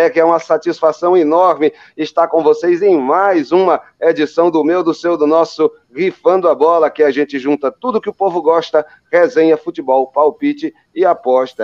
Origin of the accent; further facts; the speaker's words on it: João Pessoa, Paraíba, Brazil; eu que nasci lá em João Pessoa.